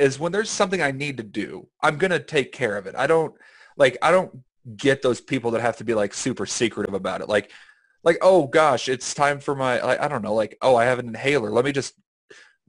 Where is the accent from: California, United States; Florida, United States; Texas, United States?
Texas, United States; I'm from Texas.